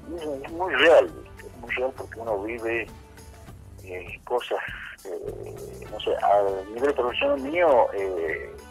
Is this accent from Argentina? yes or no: yes; Salta, Argentina; also born or lived in Morón / Comodoro Rivadavia / Orán; En el año 2003 regresé eh, a mi provincia, pero no a Salta Capital, sino a la ciudad de Orán, San Ramón de la Nueva Orán. Y en el año 2007, 2008 me salió el paso de Salta Capital